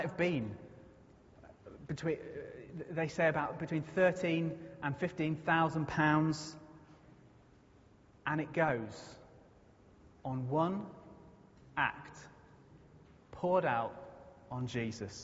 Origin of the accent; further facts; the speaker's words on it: United Kingdom; if you are British like me